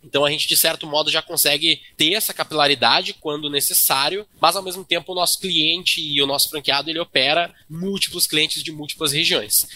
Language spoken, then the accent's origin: Portuguese; Rio Grande do Sul, Brazil; Eu, como gaúcho, vindo do Rio Grande do Sul